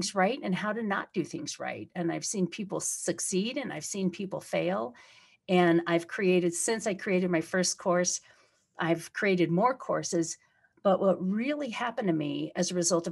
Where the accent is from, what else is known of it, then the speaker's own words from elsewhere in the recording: Detroit, Michigan, United States; now in Colorado, United States; we're from almost very close to each other in Detroit when I was very young